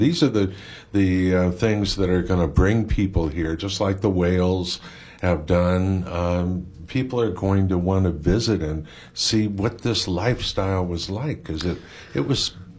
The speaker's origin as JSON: {"language": "English", "town": "San Francisco", "region": "California", "country": "United States", "tie": "born or raised there", "moved": "yes", "lives_now": "Maui, United States", "said": "I grew up in San Francisco"}